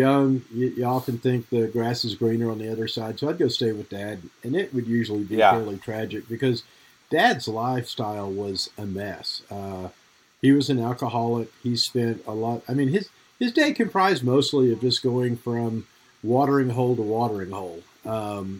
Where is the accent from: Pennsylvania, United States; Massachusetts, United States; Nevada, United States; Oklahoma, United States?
Oklahoma, United States; I grew up in Oklahoma with my mom